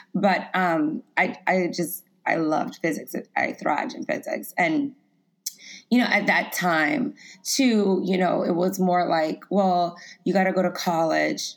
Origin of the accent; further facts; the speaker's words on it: Lafayette, Louisiana, United States; I grew up in Lafayette, Louisiana